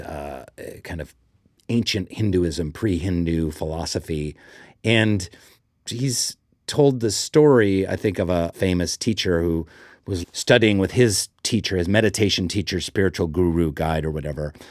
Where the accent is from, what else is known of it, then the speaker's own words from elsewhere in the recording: Seattle, Washington, United States; I grew up in Seattle.